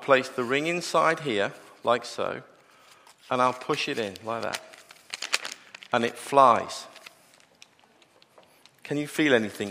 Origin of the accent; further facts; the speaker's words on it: Liverpool, North West England, United Kingdom; I am actually from Liverpool